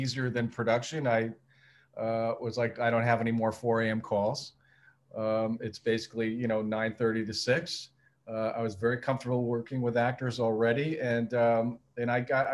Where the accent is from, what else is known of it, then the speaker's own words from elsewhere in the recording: New York, United States; also born or lived in California / Washington; I moved back home to New York